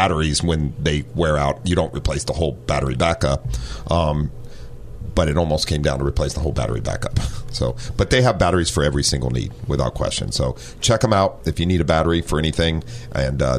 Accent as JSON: {"language": "English", "region": "Ohio", "country": "United States", "tie": "born or raised there", "also_born_or_lived": "San Diego", "moved": "as an adult", "lives_now": "North County San Diego, United States", "said": "growing up in Ohio"}